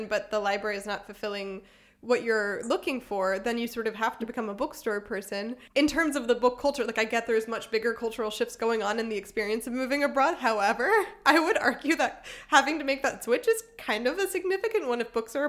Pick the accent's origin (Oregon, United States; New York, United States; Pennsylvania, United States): Pennsylvania, United States; outside Philadelphia; moved away; also born or lived in Germany; I grew up in outside Philadelphia in the suburbs